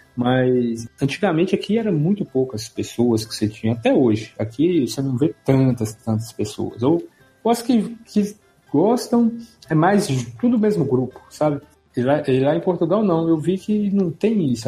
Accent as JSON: {"language": "Portuguese", "region": "Minas Gerais", "country": "Brazil", "said": "Sou de Minas"}